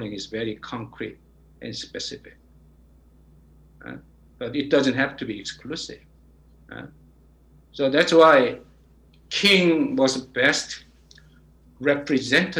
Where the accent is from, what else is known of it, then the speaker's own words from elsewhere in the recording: South Korea; now in United States; my home country, Korea